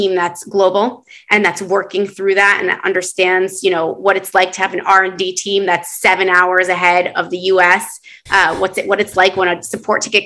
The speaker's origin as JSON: {"language": "English", "country": "United States", "tie": "born or raised there", "moved": "yes", "lives_now": "Israel", "said": "I grew up in the States"}